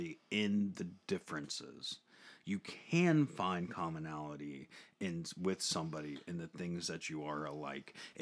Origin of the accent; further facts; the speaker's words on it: United States; We are American